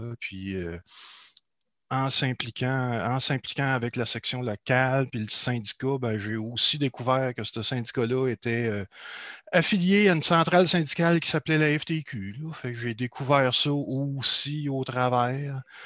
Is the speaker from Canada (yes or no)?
yes; Beauce, Quebec, Canada; je suis de la Beauce. D'ailleurs, en ce moment, je suis toujours en Beauce. J'ai fait un retour en Beauce après 20 euh, ans à, la ville de Québec.